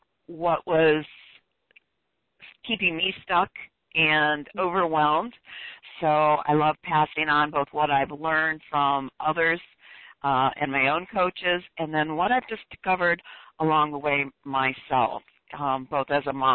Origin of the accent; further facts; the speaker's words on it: Detroit, Michigan, United States; moved away; born and raised in Detroit